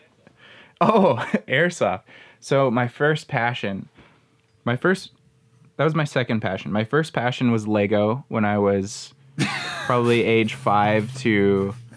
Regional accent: Manitoba, Canada; I grew up in Manitoba

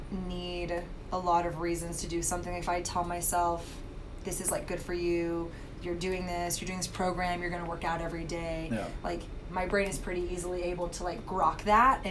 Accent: Texas, United States; I grew up in Texas

